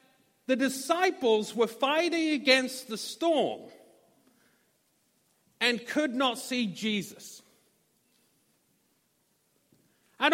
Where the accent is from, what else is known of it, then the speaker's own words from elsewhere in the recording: Norwich, East of England, United Kingdom; moved away as an adult; also born or lived in Little Rock, Arkansas; we decided to go back to my hometown. As you see, I have an accent. I'm not from these parts. Y'all. So we decided to go to England.